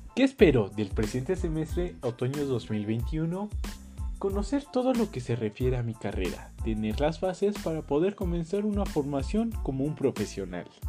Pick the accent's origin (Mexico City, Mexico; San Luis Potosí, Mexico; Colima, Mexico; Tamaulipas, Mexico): Colima, Mexico; now in Jocotitlán, Mexico; Nací en Colima, actualmente resido en Jocotitlán, Estado de México